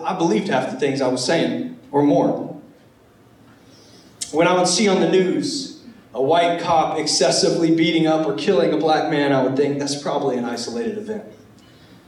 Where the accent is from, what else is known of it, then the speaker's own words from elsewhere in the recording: Charleston, South Carolina, United States; I was from Charleston, South Carolina